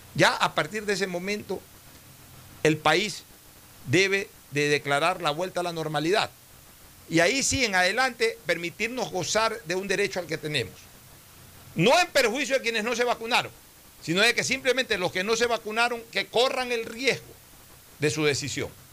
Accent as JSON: {"language": "Spanish", "country": "Ecuador", "said": "somos los ecuatorianos"}